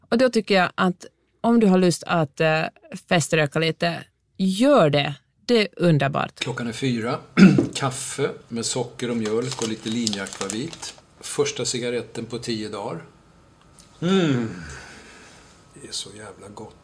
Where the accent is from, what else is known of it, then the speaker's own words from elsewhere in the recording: Helsinki, Uusimaa, Finland; moved away as an adult; now in Los Angeles, United States; jag kom från Helsingfors